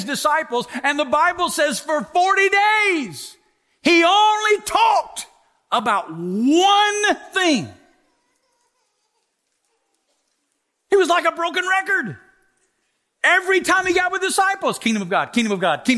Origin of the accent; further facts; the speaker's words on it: Alabama, United States; moved away as an adult; now in Las Vegas, United States; I'm born and raised in Alabama